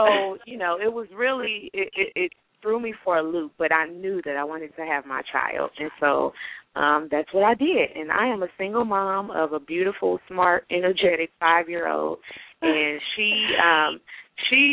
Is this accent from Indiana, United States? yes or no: yes; Gary, Indiana, United States; moved away; also born or lived in Chicago; I'm originally from Gary, Indiana, home of … in the …. So grew up there